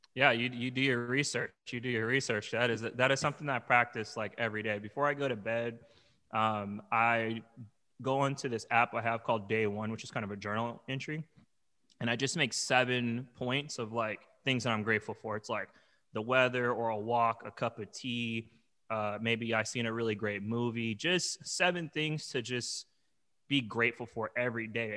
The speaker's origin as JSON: {"language": "English", "town": "Long Beach", "region": "California", "country": "United States", "also_born_or_lived": "Arizona", "moved": "yes", "lives_now": "New York, United States", "said": "I'm originally from Long Beach, California, and I lived in Arizona for many years, and I moved to New York, uh, almost three years ago."}